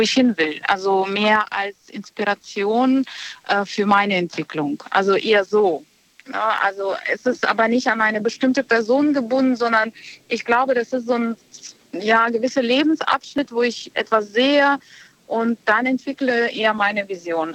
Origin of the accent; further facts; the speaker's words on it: Bonn, North Rhine-Westphalia, Germany; Aus Bonn.